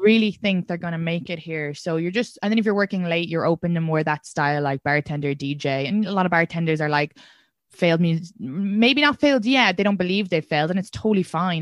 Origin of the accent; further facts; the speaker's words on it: Kildare, Leinster, Ireland; I'm from Kildare, which is Kildara, but when the Brits pronounce it, it's Kildare